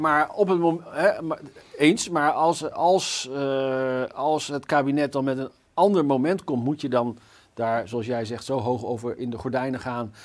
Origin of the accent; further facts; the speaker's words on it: Zutphen, Gelderland, Netherlands; Ik kom zelf bijvoorbeeld uit Zutphen